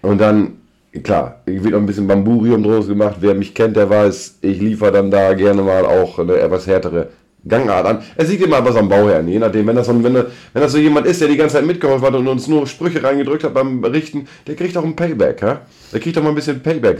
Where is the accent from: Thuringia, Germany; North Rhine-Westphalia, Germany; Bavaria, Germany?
North Rhine-Westphalia, Germany; bei uns in Westfalen